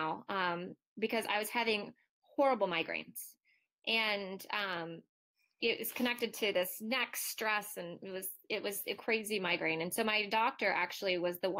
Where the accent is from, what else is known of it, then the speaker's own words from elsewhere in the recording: Ohio, United States; I'm Midwestern from Ohio